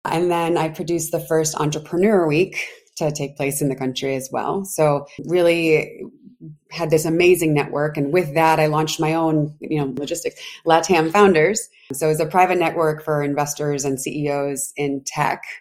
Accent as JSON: {"language": "English", "town": "Providence", "region": "Rhode Island", "country": "United States", "also_born_or_lived": "Washington, District of Columbia, United States / New York", "moved": "as an adult", "said": "I'm from Providence, Rhode Island. So originally Rhodey"}